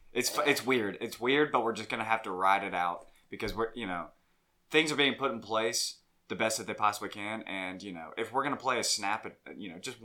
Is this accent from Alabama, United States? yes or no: yes; Montgomery, Alabama, United States; also born or lived in Oxford, Mississippi; growing up in Montgomery, Alabama, our NFL teams are Auburn and Alabama.